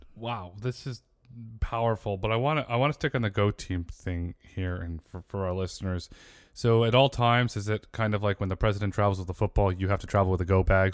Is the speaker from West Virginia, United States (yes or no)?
no; Connecticut, United States; also born or lived in Fairfield, Connecticut; I grew up in Connecticut and I lived for many years in Fairfield